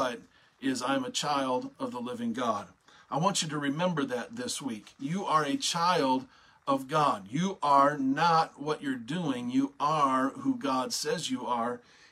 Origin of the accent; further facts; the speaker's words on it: United States; an American citizen